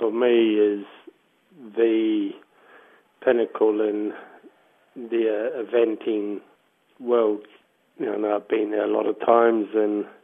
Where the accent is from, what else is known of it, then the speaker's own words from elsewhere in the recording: New Zealand; moved away as an adult; now in United Kingdom; I am a New Zealander and I'm very proud of being a New Zealander